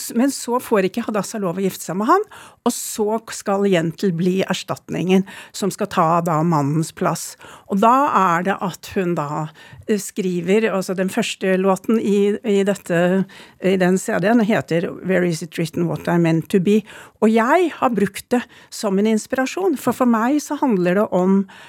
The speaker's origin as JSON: {"language": "Norwegian", "region": "Oslo", "country": "Norway", "tie": "born or raised there", "also_born_or_lived": "Sweden"}